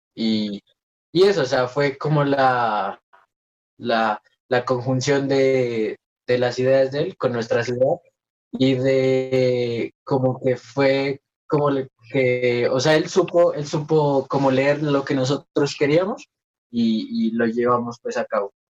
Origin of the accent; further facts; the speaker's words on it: Nariño, Colombia; nosotros somos Concubar, eh, de Nariño para el mundo